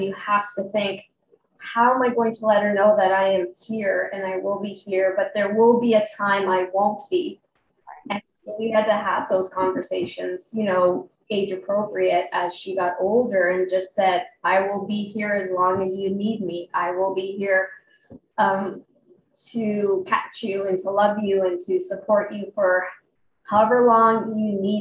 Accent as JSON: {"language": "English", "town": "Calgary", "region": "Alberta", "country": "Canada", "said": "I'm from Calgary, Alberta, Canada, right near the lovely Rocky Mountains"}